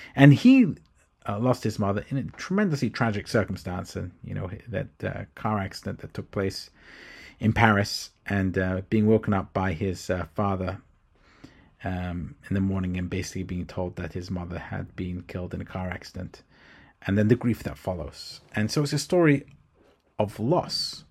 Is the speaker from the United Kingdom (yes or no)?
yes; London, United Kingdom; moved away as an adult; now in United States; I am British, or was brought up in London, England